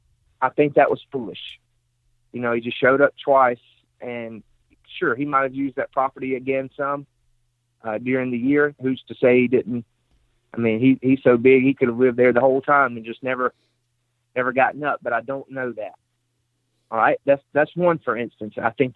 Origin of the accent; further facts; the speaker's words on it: Mississippi, United States; I'm from Mississippi, so anything over 150 is huge.